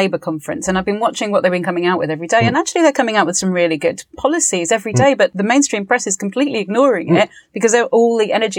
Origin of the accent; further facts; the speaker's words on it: Spain; My dad was an immigrant from Fiji and I grew up in Spain.